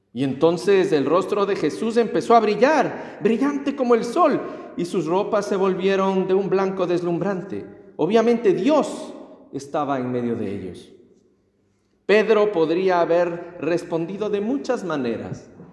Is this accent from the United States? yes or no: no; Ecuador; En mi tierra es, en el Ecuador